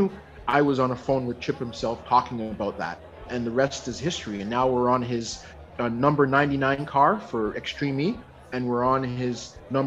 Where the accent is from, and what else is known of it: Toronto, Ontario, Canada; born or raised there; now in Vancouver, Canada